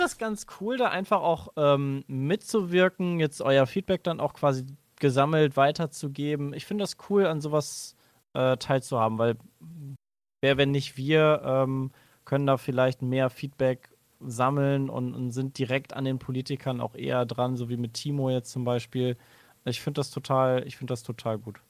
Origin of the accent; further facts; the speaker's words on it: Cologne, North Rhine-Westphalia, Germany; Ich als Rheinländer, ich kann sagen, ich habe quasi jedes Karneval mitgenommen, miterlebt.